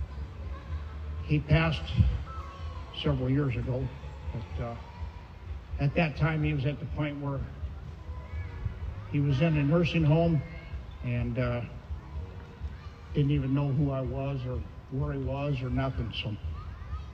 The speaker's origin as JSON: {"language": "English", "town": "Santa Ana", "region": "California", "country": "United States", "tie": "born or raised there", "also_born_or_lived": "Albuquerque, New Mexico", "said": "settling in Santa Ana. I was 3 years old"}